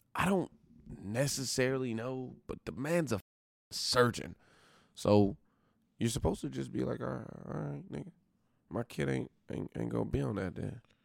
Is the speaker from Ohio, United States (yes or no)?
no; Oklahoma, United States